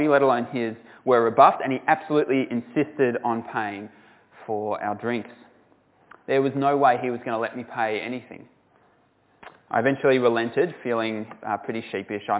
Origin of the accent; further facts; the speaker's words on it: Australia; I'm a Christian from Australia